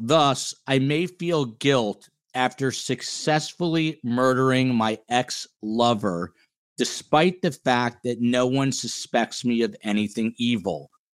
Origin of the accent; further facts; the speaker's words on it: New Jersey, United States; Jersey in the house, my home state